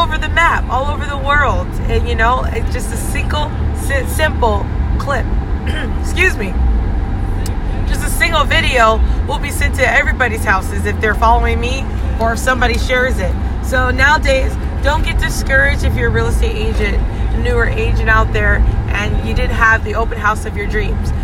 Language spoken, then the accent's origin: English; Hawaii, United States; now in East Coast, United States; I've lived a life of an island girl growing up in Hawaii, and then now I can say I'm living a life of an East Coaster